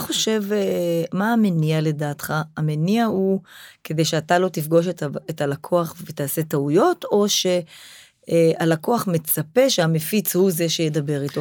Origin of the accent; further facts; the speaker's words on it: Israel; אנחנו, כישראלים, כעם שורד